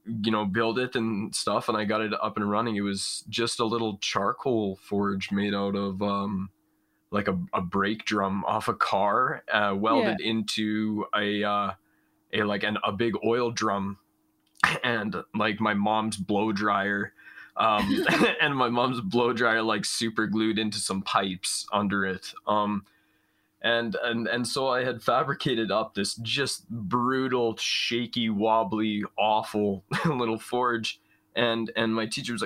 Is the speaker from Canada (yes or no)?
yes; Prince Albert, Saskatchewan, Canada; now in British Columbia, Canada; I'm from Prince Albert, Saskatchewan, kind of just right along the edge of like large expanses of farmland